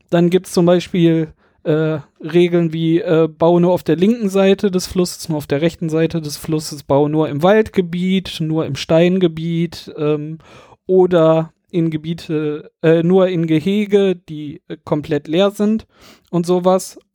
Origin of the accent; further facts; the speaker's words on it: Düsseldorf, North Rhine-Westphalia, Germany; Wir kommen ja hier aus Düsseldorf, da sind wir auf jeden Fall